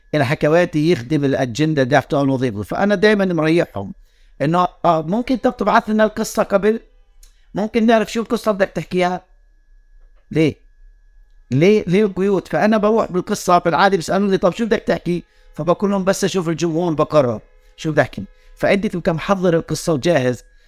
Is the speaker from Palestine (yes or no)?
yes; West Bank, Palestine; accent: Palestinian fellahi; احنا يعني كفلسطينيين